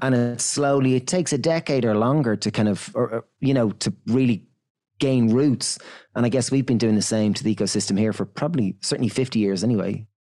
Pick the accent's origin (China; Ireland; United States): Ireland; we're from Ireland